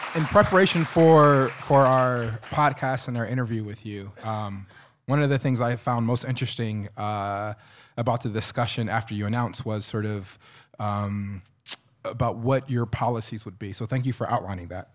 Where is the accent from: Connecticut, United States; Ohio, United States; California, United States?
Ohio, United States; Columbus; moved away as an adult; now in Iowa City, United States; I'm originally from Columbus, Ohio.